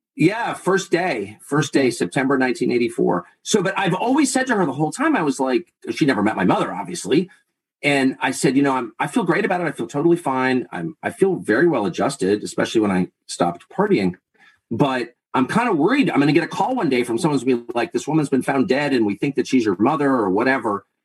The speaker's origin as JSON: {"language": "English", "region": "Southern California", "country": "United States", "tie": "born or raised there", "also_born_or_lived": "Laurel Canyon, Los Angeles / La Jolla / Georgetown / Maine", "moved": "yes", "said": "I grew up in Southern California at a time when people were doing really weird stuff"}